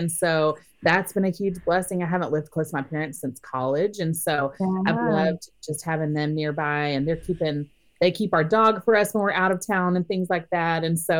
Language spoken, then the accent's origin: English; Orlando, Florida, United States; moved away as an adult; my husband and I moved to the Orlando, Florida area about a year and a half ago. And it's actually my hometown.